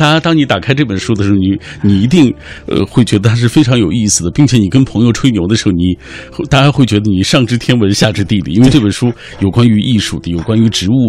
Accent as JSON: {"language": "Chinese", "region": "Northwest China", "country": "China", "said": "咱们西北人"}